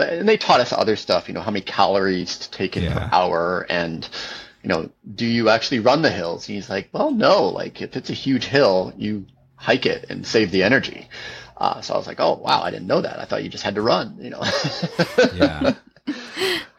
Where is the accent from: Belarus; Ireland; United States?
United States; Pacific Northwest; I'm from the Pacific Northwest